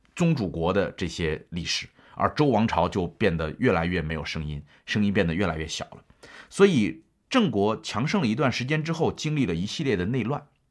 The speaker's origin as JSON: {"language": "Chinese", "country": "China", "said": "我们作为中国人"}